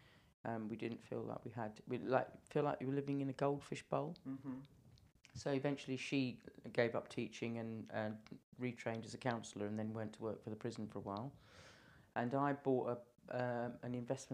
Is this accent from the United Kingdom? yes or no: yes; London, United Kingdom; moved away as an adult; now in Isle of Wight, United Kingdom; I wasn't born on the island. I was born in London. London was great. I mean, I really loved living in London